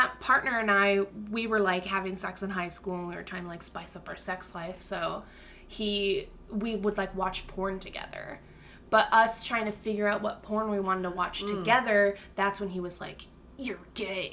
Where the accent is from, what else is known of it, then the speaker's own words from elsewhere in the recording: Valley Center, California, United States; now in Philadelphia, United States; I'm from Valley Center